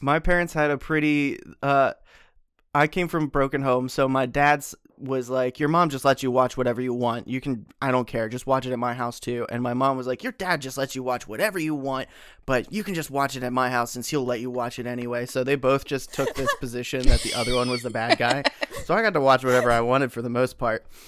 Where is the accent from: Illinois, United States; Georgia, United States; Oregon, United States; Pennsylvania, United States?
Pennsylvania, United States; born and raised in Pennsylvania